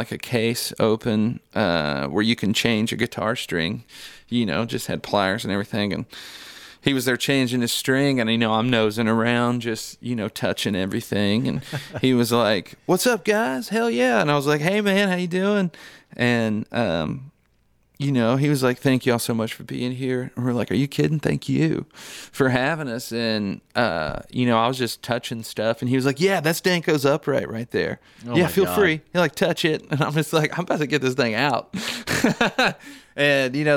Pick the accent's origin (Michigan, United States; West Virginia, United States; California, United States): West Virginia, United States; Huntington; I'm from West Virginia